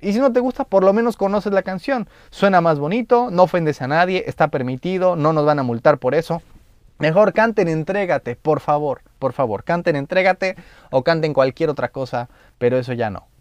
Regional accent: Mexico; Como mexicano

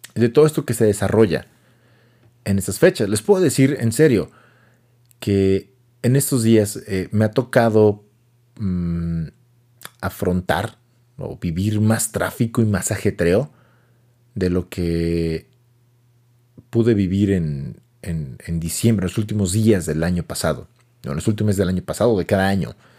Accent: Mexico City, Mexico; accent: chilango; now in Hidalgo, Mexico; Yo, soy de la sede de México, nací allá y crecí allá

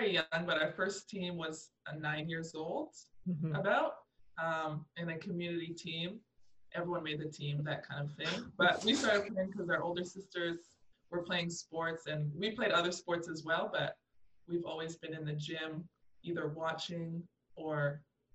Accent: Canada; also born or lived in France; we're back in Canada. We're back home.

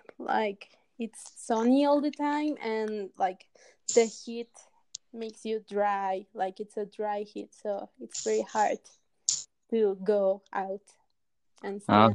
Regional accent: Mexico City, Mexico; now in Aguascalientes, Mexico; Well, I was born in Mexico City, but right now I'm living in a small town called Aguascalientes, which is located like in the middle of Mexico.

